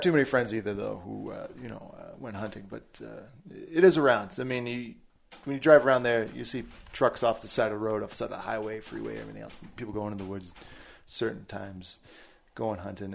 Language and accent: English; about an hour outside of Boston, Massachusetts, United States; I was born in New England, in Massachusetts, just about an hour outside of Boston, right on the New Hampshire border. Um, grew up there most of my life